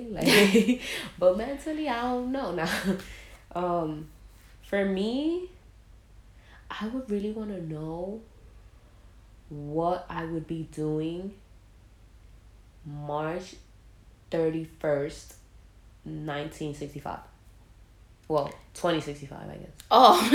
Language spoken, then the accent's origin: English; New York City, New York, United States; I was born in the Bronx, where you already know you're... then I was raised also in the Bronx.